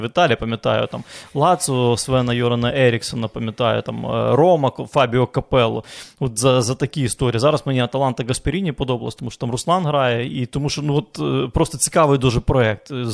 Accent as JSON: {"language": "Ukrainian", "town": "Lviv", "region": "Lviv Oblast", "country": "Ukraine", "tie": "born or raised there", "moved": "yes", "said": "я ж з Західної України зі Львова"}